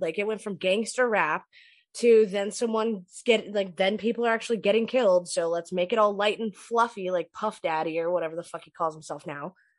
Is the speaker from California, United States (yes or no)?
yes; California, United States; I grew up in California